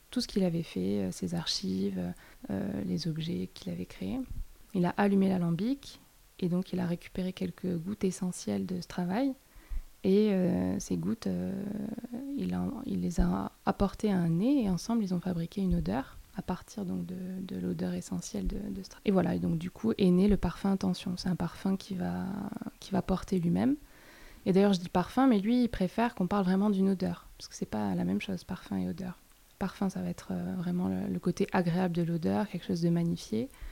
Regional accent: Toulouse, Occitania, France; je viens de Toulouse

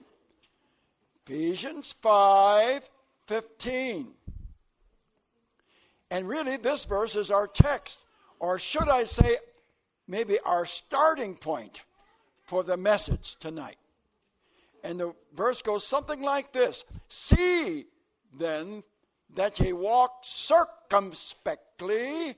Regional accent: southern Florida, United States; And I come from way down in southern Florida, where it's warm and hot.

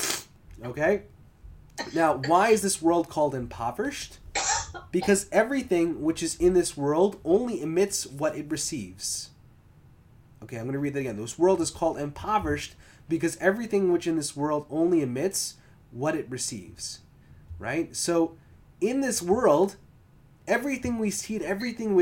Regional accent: Long Island, New York, United States; now in Orange County, New York, United States; we used to call it LICO growing up in Long Island

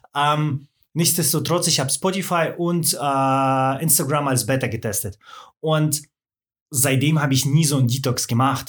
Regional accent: Swabia, Baden-Württemberg, Germany; Also ich bin, äh, im Schwaberländle aufgewachsen

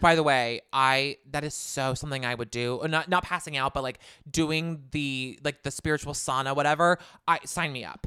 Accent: Southern California, United States; I'm from Southern California

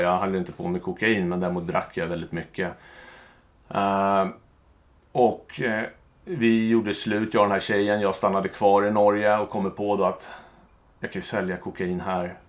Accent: Stockholm, Stockholm County, Sweden; jag är uppvuxen i en eh, jättebra familj med mamma, pappa, två systrar i Bromma.

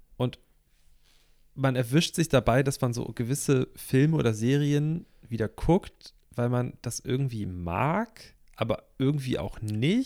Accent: Hamburg, Germany; ich komme aus Hamburg, ne? Hamburg ist eine kunterbunte Stadt schon immer gewesen, so wurde ich erzogen

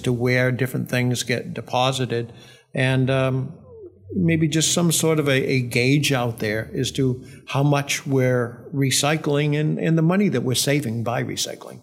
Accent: Milford, New Hampshire, United States; also born or lived in Needham, Massachusetts / Wilton; we moved to Milford when I was in third grade. lived in Wilton uh, uh, for a year or two prior to that.

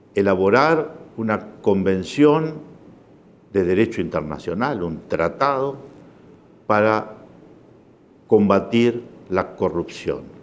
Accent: Uruguay; soy uruguayo

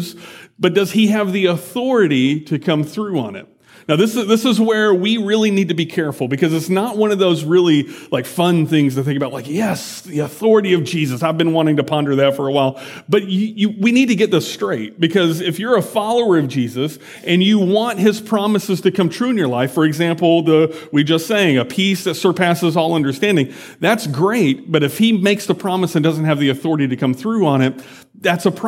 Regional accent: United States; I'm an American

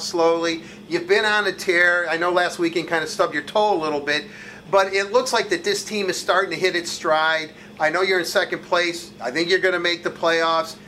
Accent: Detroit, Michigan, United States; representing my hometown, the city of Detroit

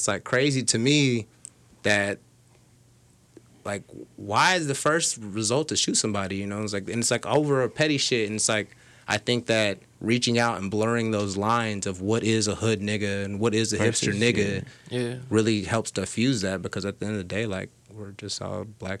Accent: the South, United States; cause like I'm from the South, so like I go down there and they always think I'm like you fucking Yankee.

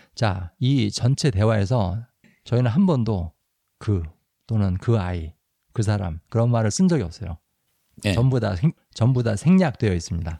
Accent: South Korea; now in United States; 우리 한국 사람들

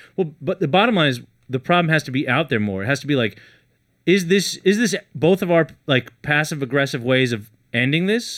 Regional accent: Los Angeles, California, United States; also born or lived in San Francisco Bay Area; I'm actually from L

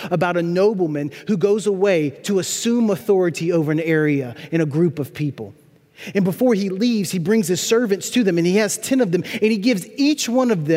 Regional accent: Louisiana, United States; also born or lived in New Orleans, Louisiana; I grew up about 60 miles north of the city in a tiny town with 4,000 people and 40,000 cows

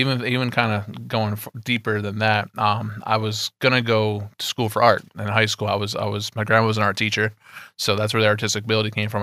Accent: Poughkeepsie, New York, United States; I'm, I'm from Poughkeepsie, you know, upstate New York to you guys

